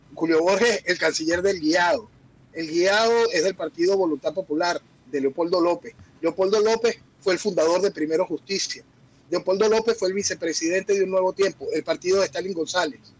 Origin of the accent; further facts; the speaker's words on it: Venezuela; En mi país